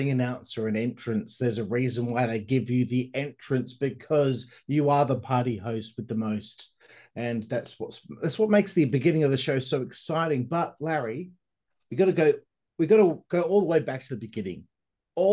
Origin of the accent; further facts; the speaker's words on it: Perth, Western Australia, Australia; I'm from Perth, Western Australia